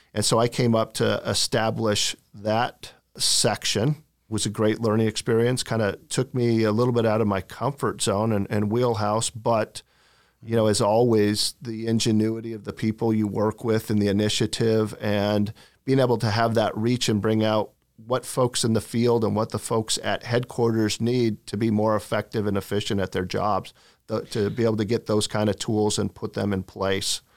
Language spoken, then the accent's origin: English; Portland, Oregon, United States; moved away; I was born in Portland, Oregon. Parents were both teachers. Uh, I had two brothers. My father was the P E teacher, the football coach. I grew up in kind of the same district